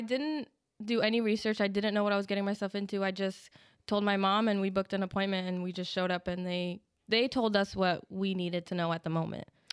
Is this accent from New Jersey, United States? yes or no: yes; New Jersey, United States; I was born in New Jersey, and when I turned 18, I enlisted